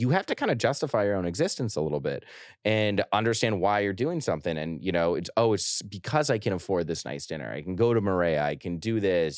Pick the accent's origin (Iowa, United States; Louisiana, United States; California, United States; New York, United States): New York, United States; I say New York